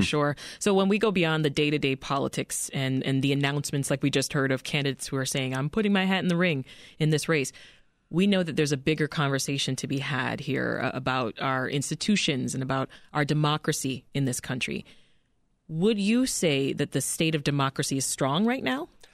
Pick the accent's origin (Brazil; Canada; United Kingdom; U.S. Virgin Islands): Canada; moved away as an adult; now in United States; I'm Canadian